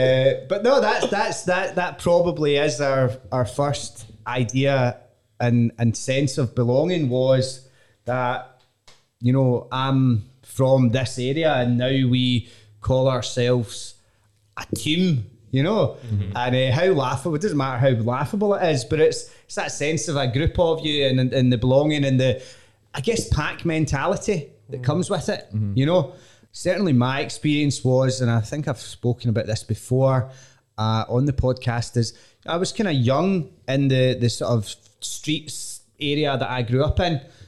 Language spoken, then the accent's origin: English; Bearsden, Scotland, United Kingdom; having grown up in Bears Den